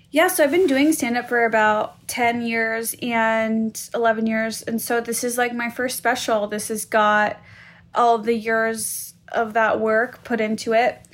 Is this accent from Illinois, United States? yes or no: yes; Skokie, Illinois, United States; I grew up in Skokie